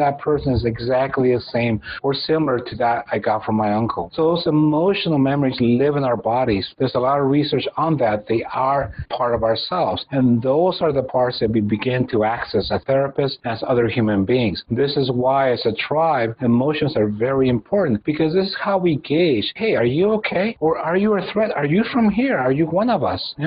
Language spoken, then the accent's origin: English; Mexico; I come from Mexico. This is a place where we are very touchy-feely